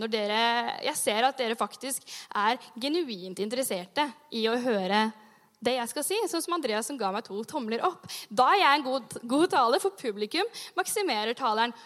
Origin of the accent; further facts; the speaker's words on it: Sandefjord, Vestfold, Norway; moved away; Jeg har jobba som ungdomsleder hjemme i Sandefjord